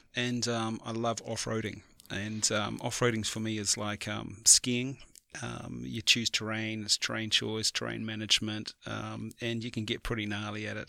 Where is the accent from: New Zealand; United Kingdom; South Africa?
New Zealand; as a Kiwi